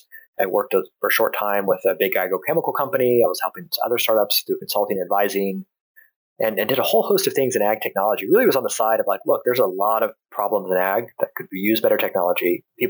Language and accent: English; California, United States; Yeah, almonds, grapes, and a little bit of sweet potatoes and corn kind of mixed in. But those, by and large, especially almonds, that was kind of the cash crop there in California.